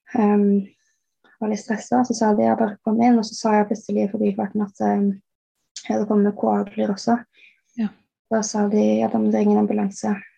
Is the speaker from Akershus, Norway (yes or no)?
yes; Bærum, Akershus, Norway; moved away as an adult; now in England, United Kingdom; jeg er oppvokst i Bærum. Men eh, nå bor jeg i England